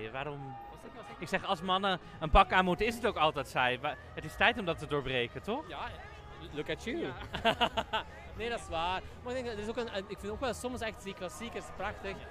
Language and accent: Dutch; Netherlands; Ik wou net tegen haar zeggen, ik kom uit Nederland.